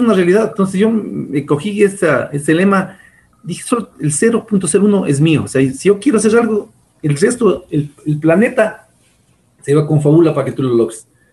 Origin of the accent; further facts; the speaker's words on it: Ecuador; como el ecuatoriano promedio